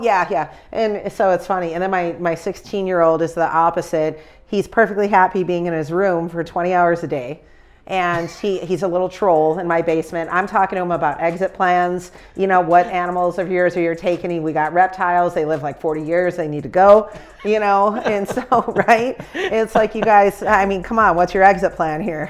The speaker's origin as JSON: {"language": "English", "town": "Chicago", "region": "Illinois", "country": "United States", "said": "I'm from Chicago"}